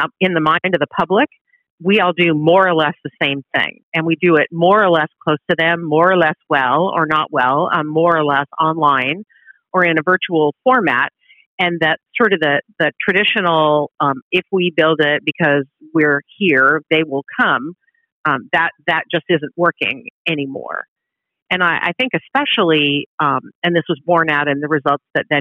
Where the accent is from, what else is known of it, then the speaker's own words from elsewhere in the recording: outside of Seattle, Washington, United States; moved away; also born or lived in Oregon; I'm originally from the West Coast. I grew up outside of Seattle.